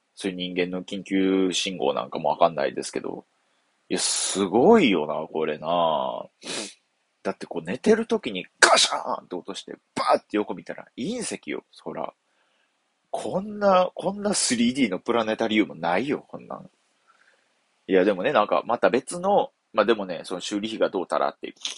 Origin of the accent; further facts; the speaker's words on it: Sakai, Osaka, Japan; 僕あの大阪府堺市出 身なんですけど、厳密に言うと堺市三原区出身なんですよ。